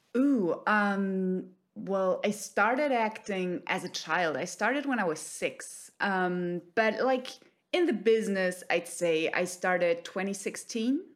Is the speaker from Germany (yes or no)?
yes; Germany; also born or lived in Cologne, Germany; I'm based in Cologne, Germany